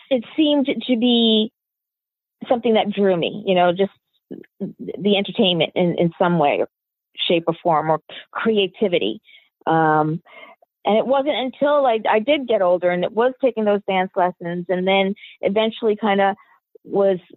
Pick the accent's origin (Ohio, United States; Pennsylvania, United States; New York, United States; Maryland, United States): New York, United States; Queens; also born or lived in Long Island / New Jersey / Puerto Rico; so I was born in New York, New York.